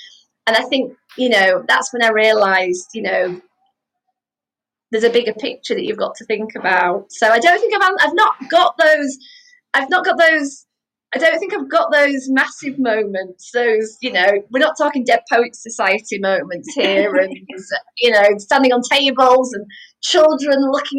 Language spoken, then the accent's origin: English; Wakefield, Yorkshire and the Humber, United Kingdom; moved away as an adult; also born or lived in Nottingham; We moved from Nottingham back up to Wakefield because of my husband's job before we got married.